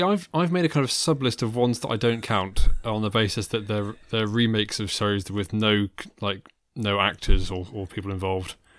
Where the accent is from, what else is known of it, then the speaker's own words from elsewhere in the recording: England, United Kingdom; I'm English